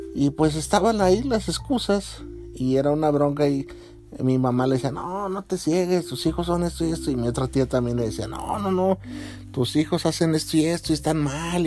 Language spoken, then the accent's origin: Spanish; Mexico; yo como mexicano